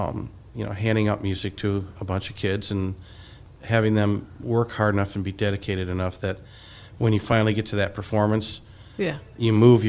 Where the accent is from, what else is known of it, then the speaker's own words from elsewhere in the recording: Hastings, Michigan, United States; I grew up in Hastings. I went to Hastings High School